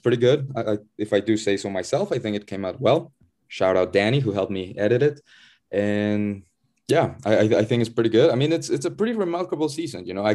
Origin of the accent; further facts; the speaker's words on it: Puebla, Mexico; my hometown team, Puebla FC